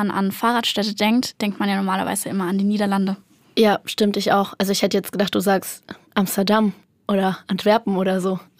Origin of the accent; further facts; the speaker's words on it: Würzburg, Bavaria, Germany; Ja, ich komme aus Würzburg. Direkt.